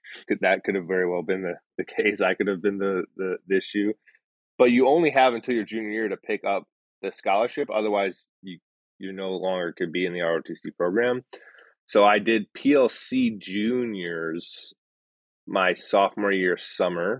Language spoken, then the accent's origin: English; Chicago, Illinois, United States; moved away as an adult; So I came from Chicago. I grew up on the south side of the city